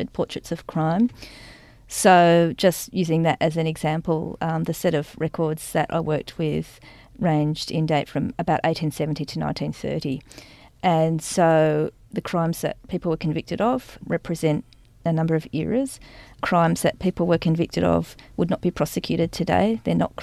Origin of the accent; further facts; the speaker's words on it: Sydney, New South Wales, Australia; I grew up in Sydney, went off to art school in Darlinghurst for 3 years